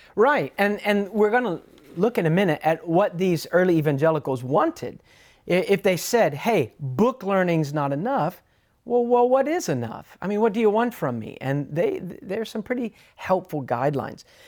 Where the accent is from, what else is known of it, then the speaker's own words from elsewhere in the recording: United States; being an American, I, I, I, I stuck out a bit.